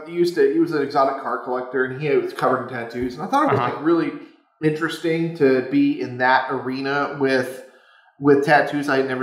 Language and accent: English; England, United Kingdom; born there; I was born in England, so I've got England all over my arm here.